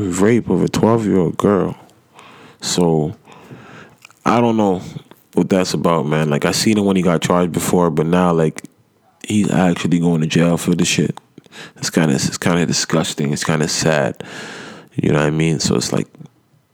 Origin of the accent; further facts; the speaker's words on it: Nigeria; I'm African. I'm Nigerian myself